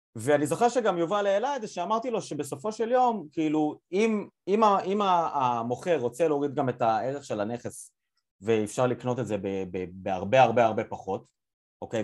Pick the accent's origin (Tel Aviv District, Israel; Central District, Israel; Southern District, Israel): Central District, Israel; Yavne; now in United States; אני כאילו במקור מיבנה